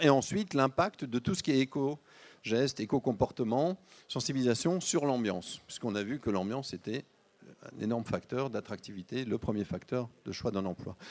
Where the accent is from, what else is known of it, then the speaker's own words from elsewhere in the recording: Lyon, Auvergne-Rhône-Alpes, France; On est lyonnais